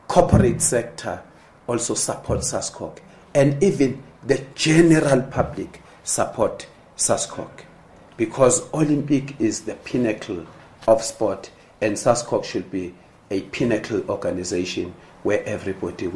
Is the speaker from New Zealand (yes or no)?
no; South Africa; we come from South Africa